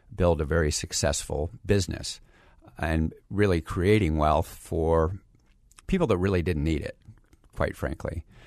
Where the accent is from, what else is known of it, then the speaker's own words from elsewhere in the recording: Phoenix, Arizona, United States; also born or lived in San Diego, California; I grew up here in Phoenix